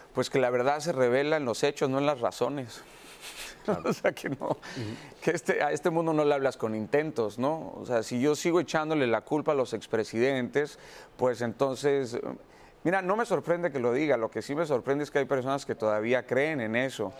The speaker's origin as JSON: {"language": "Spanish", "country": "Mexico", "said": "en mi país"}